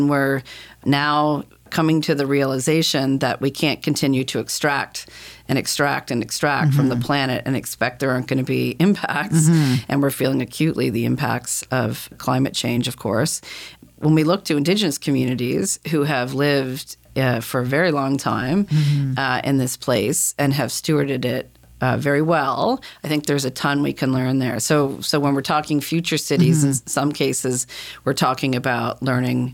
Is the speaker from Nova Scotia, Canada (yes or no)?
yes; Halifax, Nova Scotia, Canada; I was born and raised in Halifax, went to university here